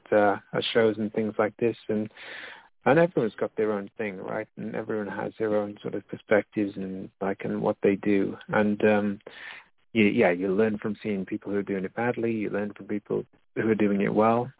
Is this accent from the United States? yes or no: no; United Kingdom; moved away as an adult; also born or lived in Brisbane, Australia; now in Nijmegen, Netherlands; being a British person in Australia